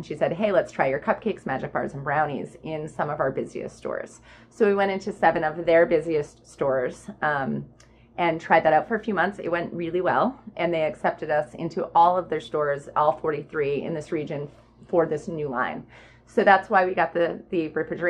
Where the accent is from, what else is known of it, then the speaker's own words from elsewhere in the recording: Michigan, United States; now in Falmouth, United States; I was raised in Michigan